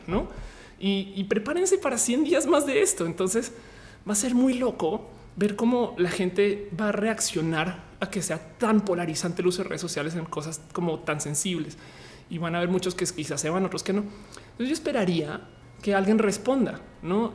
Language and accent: Spanish; Mexico; nosotros como mexicanos